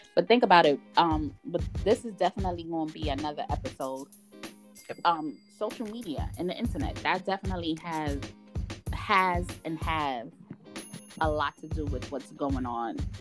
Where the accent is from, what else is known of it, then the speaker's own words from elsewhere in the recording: United States; we're growing up in America